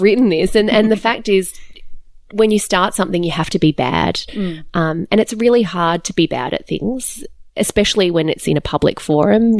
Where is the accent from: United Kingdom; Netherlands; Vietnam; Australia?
Australia; also born or lived in Calgary, Alberta, Canada; I'm Australian born, but we lived in Canada for three years yes. and we lived in Calgary in Alberta